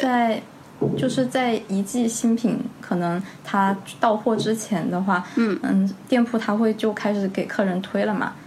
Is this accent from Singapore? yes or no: no; Chongqing, China; 我是重庆，我们不会嗯。说重庆话